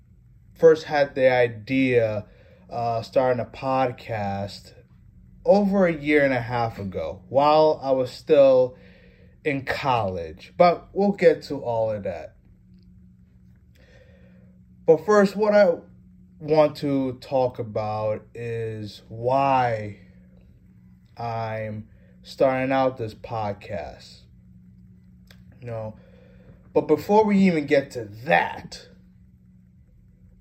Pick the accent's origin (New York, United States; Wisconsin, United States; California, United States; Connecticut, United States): Connecticut, United States; Norwalk; also born or lived in Stamford, Connecticut / Fairfield, Connecticut; I've grown up in Connecticut all my life. Stamford for 2 years, Norwalk for 17 years. That's where I consider my hometown